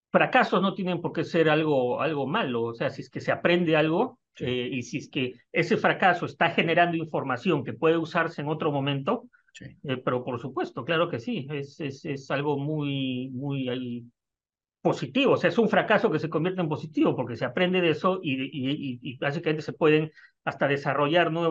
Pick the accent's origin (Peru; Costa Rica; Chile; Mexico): Peru; moved away as an adult; salí de Perú en el 2003, estamos hablando ya de 20 años.